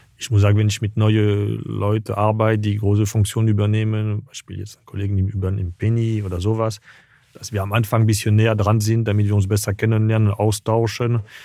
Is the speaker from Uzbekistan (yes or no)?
no; Paris, Île-de-France, France; German is a second language; moved away; also born or lived in Tunisia; Also ich bin in Paris geboren, aber dann war dann von ein, zwei Wochen bis zwei Jahre war ich in Tunesien